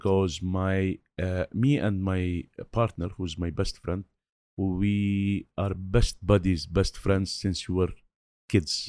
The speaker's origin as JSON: {"language": "English", "town": "Beirut", "region": "Beirut Governorate", "country": "Lebanon", "tie": "born or raised there", "said": "I was brought up in Beirut in these very difficult situations"}